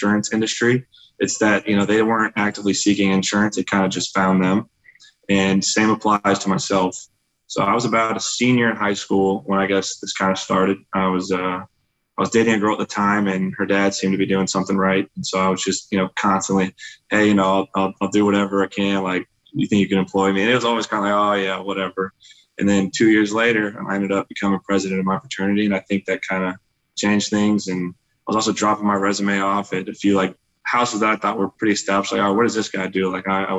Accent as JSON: {"language": "English", "town": "Overland Park", "region": "Kansas", "country": "United States", "tie": "born or raised there", "said": "My hometown is Overland Park, Kansas. That's where I grew up, was born and raised"}